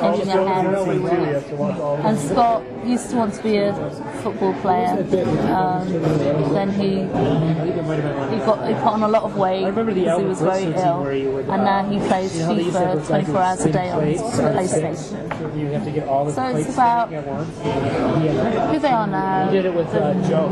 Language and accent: English; Nottingham, East Midlands, United Kingdom; I'm a filmmaker from Nottingham, England